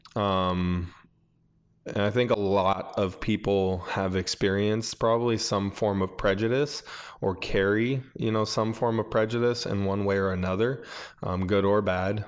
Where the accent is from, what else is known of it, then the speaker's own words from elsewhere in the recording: Buffalo, New York, United States; I grew up in Buffalo, New York